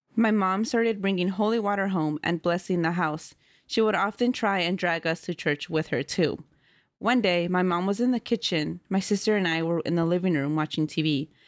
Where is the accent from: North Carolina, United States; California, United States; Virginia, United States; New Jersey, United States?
California, United States; Oakland; also born or lived in Central Valley, California; I grew up in Oakland, California, and then we moved to the Central Valley.